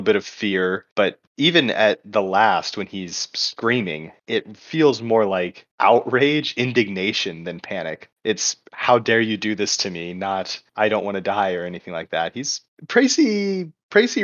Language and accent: English; the South, United States; speaking as somebody from the South